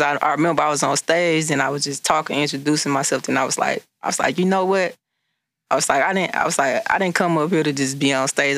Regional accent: Beaumont, Texas, United States; I'm from Beaumont, Texas

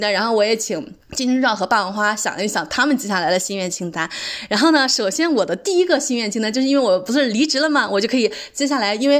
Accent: China; 我们作为中国人，就是没有这种优势。

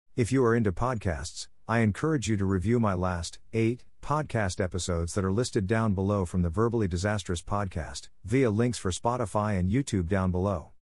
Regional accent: New York City, New York, United States; being from New York City and having a teenager.

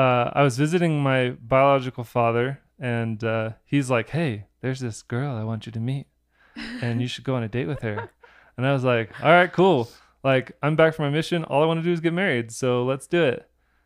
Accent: Orlando, Florida, United States; moved away; also born or lived in Utah; I grew up in Orlando, Florida.

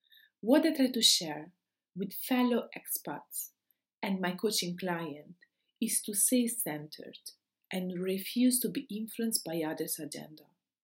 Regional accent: Rome, Lazio, Italy; now in Austria; I came from Rome, and the only Rome had 6 million citizens.

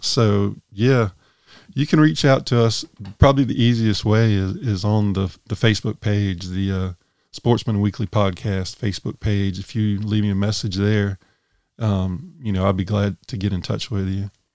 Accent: Sumter County, South Carolina, United States; I grew up in Sumter County.

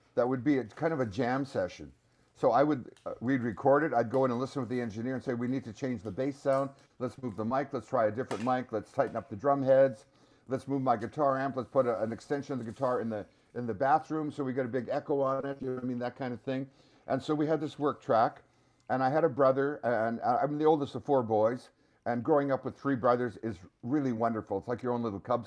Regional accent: Canada; we're Canadian

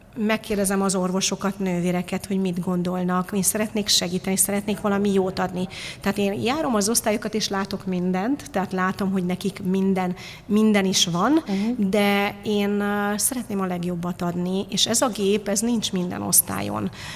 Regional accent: Târgu Mureș, Mureș County, Romania; now in Hungary; én Marosvásárhelyen születtem, ott egy picit valahogy pozitívabbak az emberek

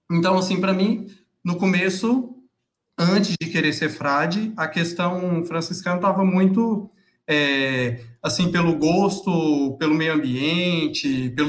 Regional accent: Anápolis, Goiás, Brazil; sou natural de Anápolis, Goiás. Então, como diz os goianos, quando se pergunta se você é goiano de verdade, você fala goiano do pé rachado. Então, é, goiano do pé rachado, goiano de Anápolis.

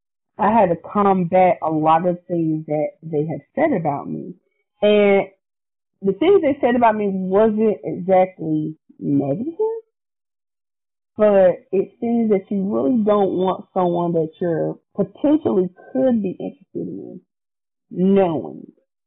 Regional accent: Lumberton, North Carolina, United States; I'm from Lumberton, so I can say it.

